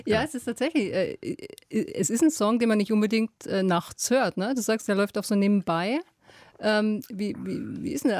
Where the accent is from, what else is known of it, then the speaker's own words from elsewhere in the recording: Bavaria, Germany; aus meiner bayerischen Heimat